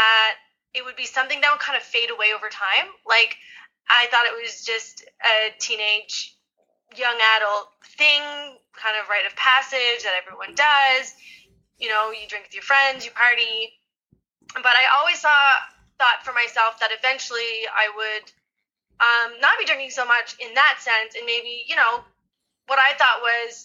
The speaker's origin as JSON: {"language": "English", "region": "New Brunswick", "country": "Canada", "also_born_or_lived": "China", "said": "I'm from New Brunswick. We had a great snow day, northern New Brunswick anyway."}